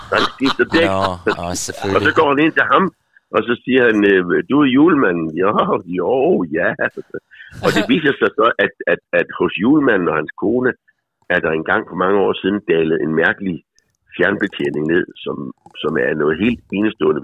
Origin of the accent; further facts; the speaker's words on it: Faaborg, Southern Denmark, Denmark; da jeg var lille barn i Forborg.